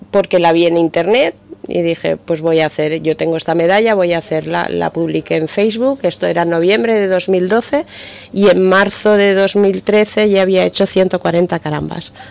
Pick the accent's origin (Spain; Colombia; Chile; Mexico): Spain; Teruel, Aragon; now in Alicante, Spain; después de 11 años Alicante, pero ahora parece que, que arranco más con Alicante, Teruel, por supuesto, mi tierra, mi segunda tierra.